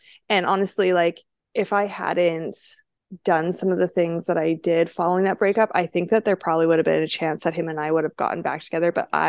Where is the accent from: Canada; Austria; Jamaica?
Canada; Langley, British Columbia; now in United States; And so I moved to the States. I grew up in Langley, British Columbia, Canada, but my mom was American.